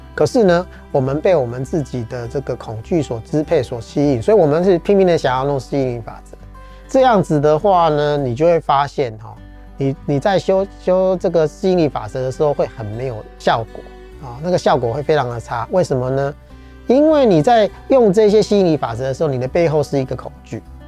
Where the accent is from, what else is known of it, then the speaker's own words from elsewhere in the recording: Taiwan; 我们台湾人或华人都是听骗不听劝